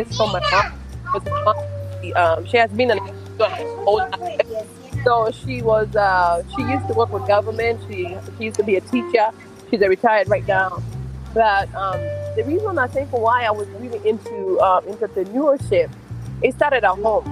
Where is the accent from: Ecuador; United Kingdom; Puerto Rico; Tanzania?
Tanzania; now in Hanover, United States; I'm from Tanzania, living in the U.S. I live in Hanover, Maryland.